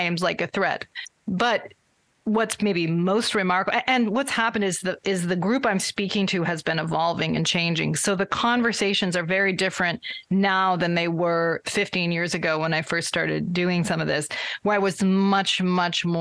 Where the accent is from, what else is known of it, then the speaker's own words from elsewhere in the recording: Vermont, United States; I grew up in Vermont, where there are not many Latter-day Saints